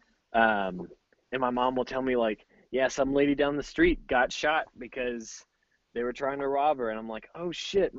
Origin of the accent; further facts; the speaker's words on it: Houston, Texas, United States; now in Colorado, United States; I'm originally from Houston.